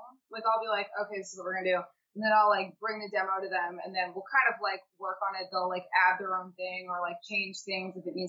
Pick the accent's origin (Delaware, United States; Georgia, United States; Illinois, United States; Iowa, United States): Delaware, United States; moved away as an adult; now in Philadelphia, United States; So like, I'm from Delaware. I was born and raised in Delaware, and then I came to Philly for college.